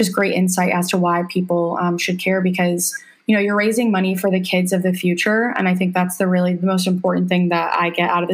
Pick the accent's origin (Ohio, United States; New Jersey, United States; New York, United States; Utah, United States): New York, United States; I'm from New York originally